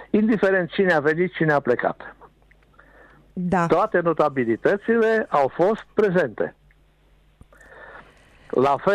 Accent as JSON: {"language": "Romanian", "town": "Timișoara", "region": "Timiș County", "country": "Romania", "said": "Mândri că suntem timișoreni"}